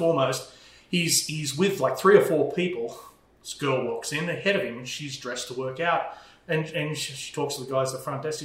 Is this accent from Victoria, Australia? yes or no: yes; Melbourne, Victoria, Australia; accent: Australian; moved away as an adult; also born or lived in Arizona; now in United States; I'm from Melbourne